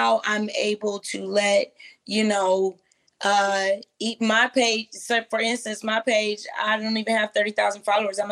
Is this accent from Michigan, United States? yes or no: yes; Flint, Michigan, United States; I'm from Michigan. I'm from Flint.